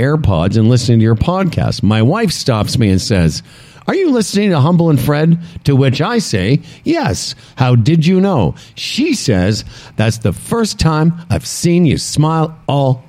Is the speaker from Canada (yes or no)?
yes; Moose Jaw, Saskatchewan, Canada; moved away; my hometown of Moose Jaw, Saskatchewan